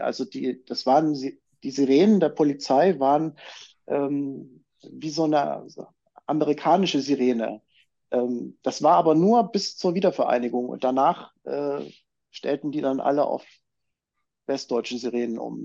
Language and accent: German; Chemnitz, Saxony, Germany; da, wo ich herkomme, aus Chemnitz oder damals noch Karl-Marx-Stadt